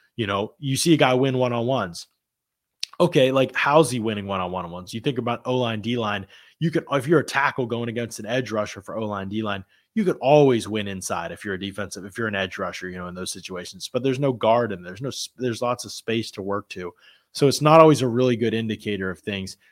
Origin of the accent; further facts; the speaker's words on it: Pennsylvania, United States; I'm from Pennsylvania.